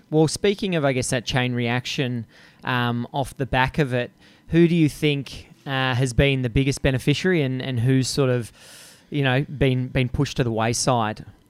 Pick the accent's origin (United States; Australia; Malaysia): Australia; your accent, my accent, we're from the greatest country on earth.